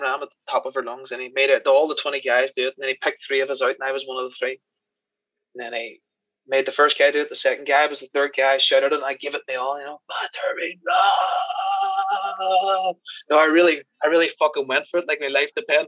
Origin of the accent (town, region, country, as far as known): Ireland; accent: Irish